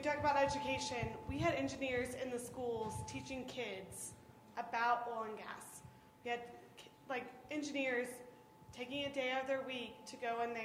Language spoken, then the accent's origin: English; Oklahoma, United States; moved away as an adult; also born or lived in Lubbock, Texas; now in Colorado, United States; I'm from Oklahoma, so I moved to Colorado 2.5 years ago